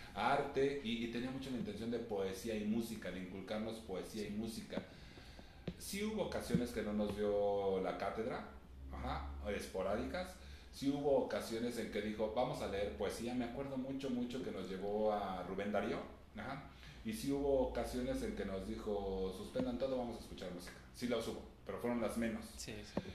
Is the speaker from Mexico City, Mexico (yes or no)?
yes; Mexico City, Mexico; Nací entonces en la Ciudad de México, al norte de la Ciudad de México, eh, muy cerca de donde mis papás han vivido desde que se casaron